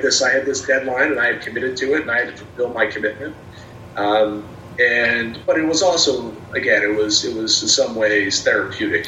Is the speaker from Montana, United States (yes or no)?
no; Trenton, New Jersey, United States; now in Erie, United States; I'm from the Trenton area, and okay. uh, for, for me going to work for the Thunder was returning home